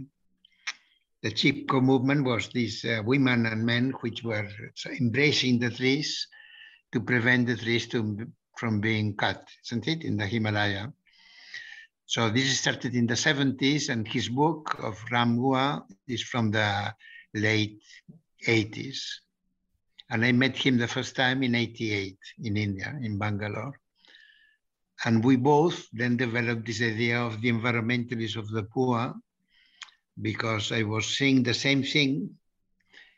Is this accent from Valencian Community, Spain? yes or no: no; Barcelona, Catalonia, Spain; I am from Barcelona